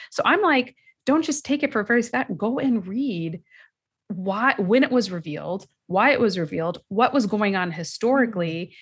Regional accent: United States; we as American Muslim women and mothers in this country, meaning our parents might have come from another country, but we were born and raised here

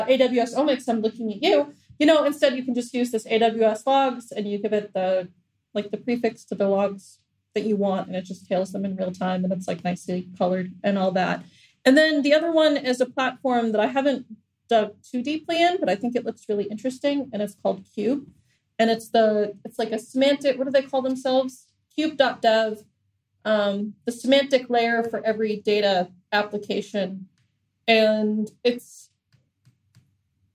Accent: New Hampshire, United States; moved away as an adult; now in Doha, Qatar; I'm American and I'm from New Hampshire

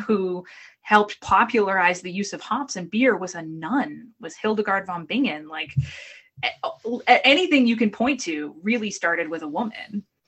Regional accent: Boston, Massachusetts, United States; moved away; also born or lived in Brooklyn; I'm from the Boston area. I have an awful accent

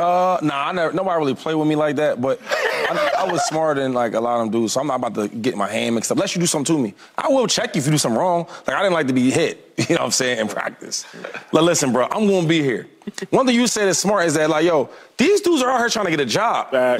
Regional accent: the Bay Area, California, United States; I'm from the Bay

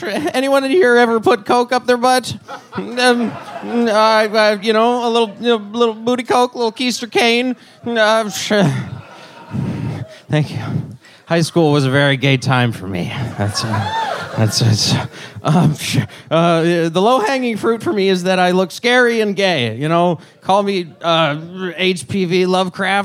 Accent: Denver, Colorado, United States; moved away as an adult; now in Austin, United States; From Colorado. I was born in Denver

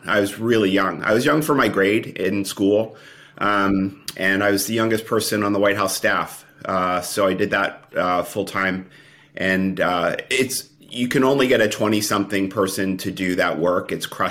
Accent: Philadelphia, Pennsylvania, United States; now in Washington, D.C., United States; I was born and raised in Philadelphia, Pennsylvania. I went down to Washington, D.C. for university. And except for a brief stint in New York, I never left Washington, D.C.

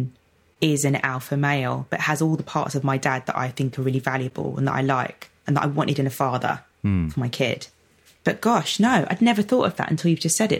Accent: London, United Kingdom; I'm from Lewisham

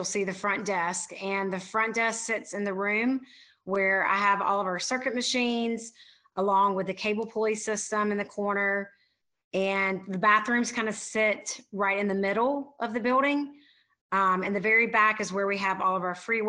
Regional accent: Wilson, North Carolina, United States; now in Wilmington, United States; moved back to my hometown, Wilson, North Carolina

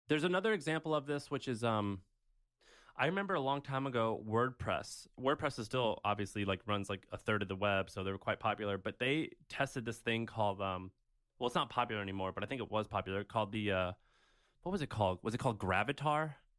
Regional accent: Missouri, United States; moved away; my hometown of Missouri

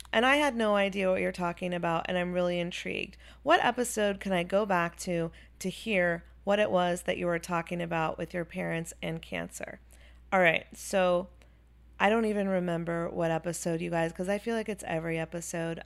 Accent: Chapel Hill, North Carolina, United States; also born or lived in Wilmington, North Carolina; I grew up in Chapel Hill, North Carolina.

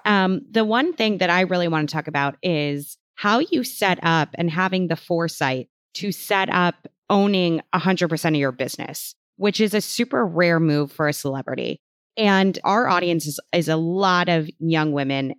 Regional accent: Chicago, Illinois, United States; I'm from Chicago

